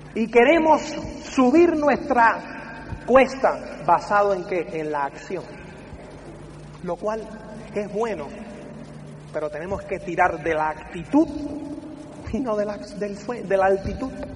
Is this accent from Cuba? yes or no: yes; Cuba; soy cubano